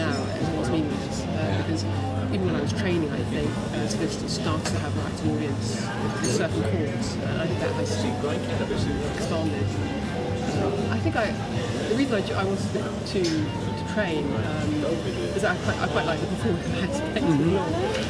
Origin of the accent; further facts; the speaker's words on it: Brussels, Belgium; also born or lived in London; I was born in London, but I went to Brussels.